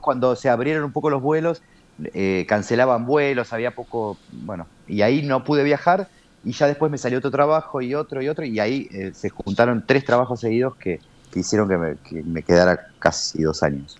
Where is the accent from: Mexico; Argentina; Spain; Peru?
Argentina; como argentinos, latinoamericanos